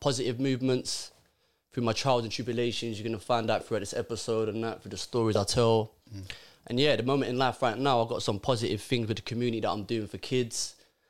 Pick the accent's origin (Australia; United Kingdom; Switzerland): United Kingdom; I was born and raised here, but my parents are Moroccan